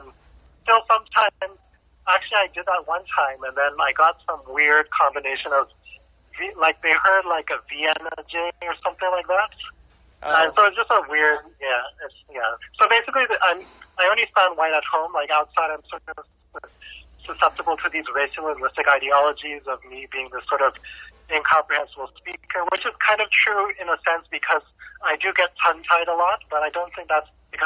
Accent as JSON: {"language": "English", "country": "Canada", "tie": "born or raised there", "accent": "Canadian", "said": "since I was born and raised in Canada, I have a so-called Canadian accent."}